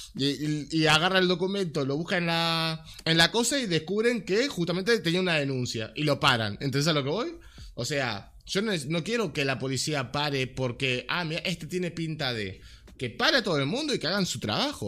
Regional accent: Montevideo, Uruguay; crecí en Malvin

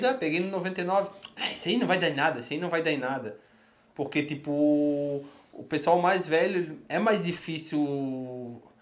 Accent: Florianópolis, Santa Catarina, Brazil; also born or lived in Rio Grande do Sul / Curitiba / São Paulo; eu sou de Floripa, eu morei no, Rio Grande, no

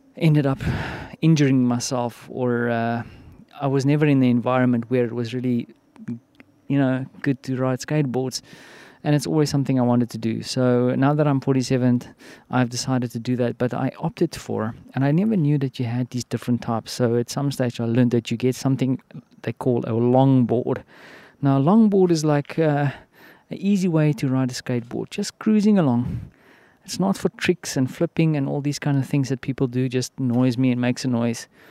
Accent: South Africa; now in Poland; I'm from Africa, and, uh, I mean, we have the whole malaria vibe going on there in the southern part of South Africa

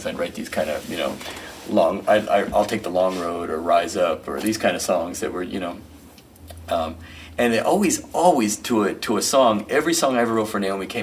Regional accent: Riverside, California, United States; moved away; I grew up in Riverside, and I'm back, been back in Riverside for a dozen years now

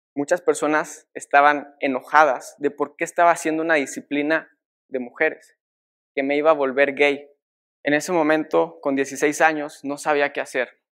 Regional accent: Mexico; Las pistas de hielo en mi país

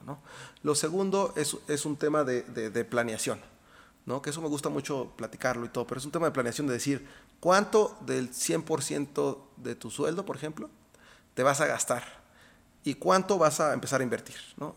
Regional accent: Mexico; also born or lived in Austin, Texas; yo crecí aquí en México

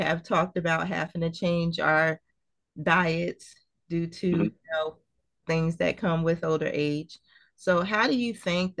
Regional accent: Trenton, New Jersey, United States; growing up in Trenton

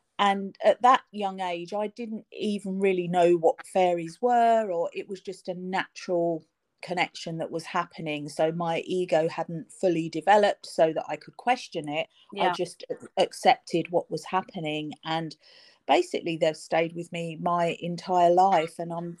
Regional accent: London, United Kingdom; also born or lived in Cornwall; I'm from London, which is probably obvious from my accent, I lived in London all of my life

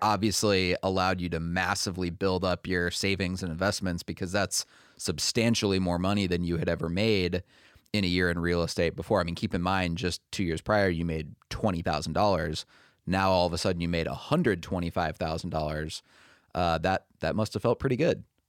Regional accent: Minnesota, United States; moved away as an adult; I was born and raised in Minnesota

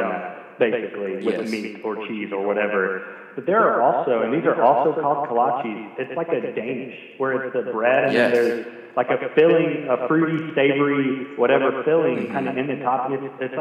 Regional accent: Indiana, United States; now in Texas, United States; growing up in Indiana

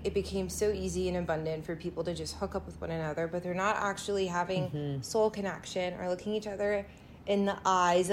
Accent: United States; I'm American

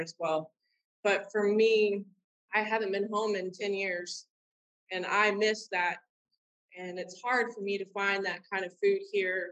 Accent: Robstown, Texas, United States; now in Canton, United States; I was born in Robstown, Texas, which is South Texas, and I was born and raised out in the Bluffs, which is a uh, between Corpus Christi and Padre

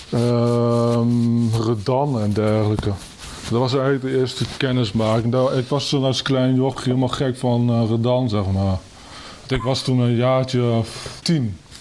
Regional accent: Kampen, Overijssel, Netherlands; geboren en getogen in Kampen

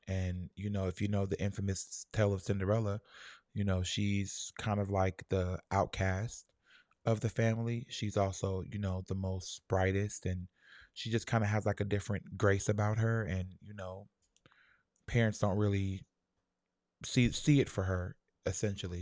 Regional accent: Lauderhill, Florida, United States; I'm from La, Fort Lauderdale, um, Lauder Hill, Shallow Side

